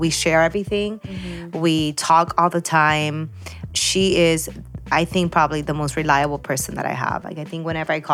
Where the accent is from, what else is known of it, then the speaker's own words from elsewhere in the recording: Peru; now in Miami, United States; I was born in Peru.